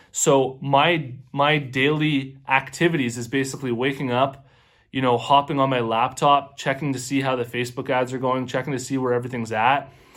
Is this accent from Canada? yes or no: yes; Canada; I'm also Canadian myself